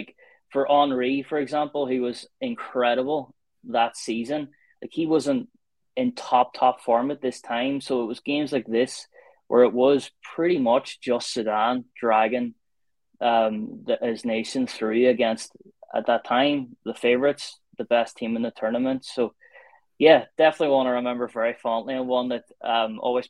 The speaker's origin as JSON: {"language": "English", "country": "Ireland", "said": "I'm from Ireland, I support Ireland"}